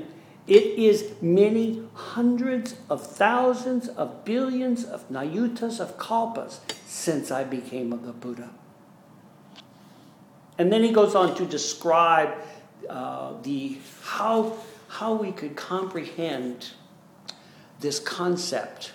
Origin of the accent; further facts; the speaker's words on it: United States; us Americans